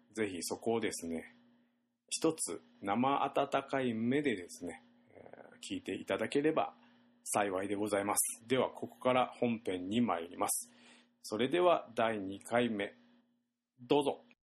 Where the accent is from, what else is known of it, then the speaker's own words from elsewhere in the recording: Shimabara, Nagasaki, Japan; accent: Shimabara dialect; 我々長崎県の島原市にいますので方言が出ておりますもうほぼ方言で喋っております